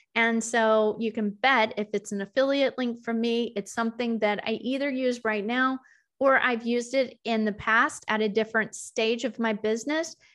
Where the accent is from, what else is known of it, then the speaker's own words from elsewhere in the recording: the South, United States; I'm from the South.